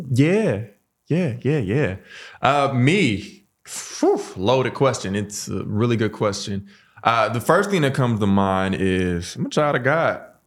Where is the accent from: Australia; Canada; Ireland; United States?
United States; St. Louis, Missouri; born and raised in Saint Louis